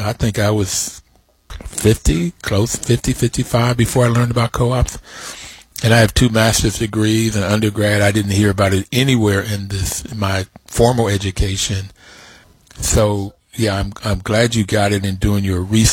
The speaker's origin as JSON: {"language": "English", "region": "West Virginia", "country": "United States", "tie": "born or raised there", "moved": "yes", "lives_now": "Washington, D.C., United States", "said": "when I grew up in West Virginia, we had black and whites in our community working poor"}